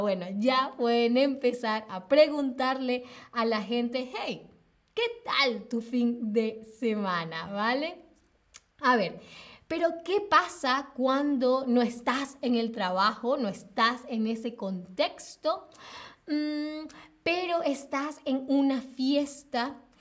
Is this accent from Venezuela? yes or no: yes; Venezuela; now in Berlin, Germany; soy de Venezuela